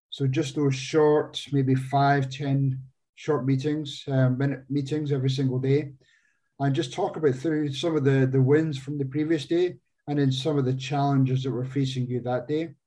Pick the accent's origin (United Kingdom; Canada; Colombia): United Kingdom; Scotland; moved away as an adult; now in Phoenix, United States; I'm not originally from the US. I um, came across here in 99 from Scotland